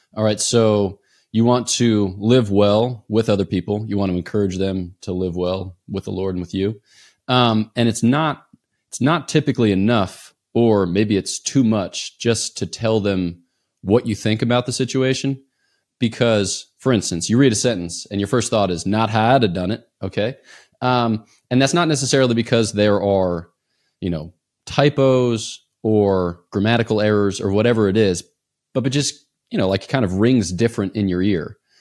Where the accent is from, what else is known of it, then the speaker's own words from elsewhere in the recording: East Coast, United States; I'm from the East Coast